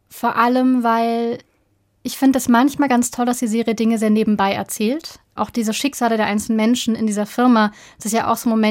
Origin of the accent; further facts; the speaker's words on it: Berlin, Germany; ich bin aus Berlin. Das heißt, also meine Familie kommt aus der DDR und ich selber habe zum Beispiel irgendwann mal festgestellt auch, dass ich in meiner Kindheit sowjetische Kinderbücher gelesen habe.